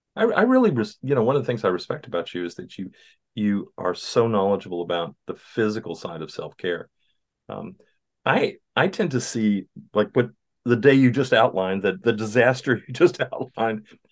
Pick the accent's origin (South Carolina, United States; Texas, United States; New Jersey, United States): Texas, United States; Southeast; I grew up in Southeast Texas